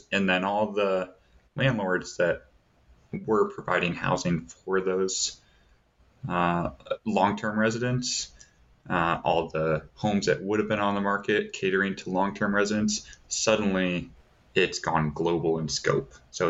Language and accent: English; Davenport, Iowa, United States; So where I grew up in Davenport, Iowa, you can look on different sites.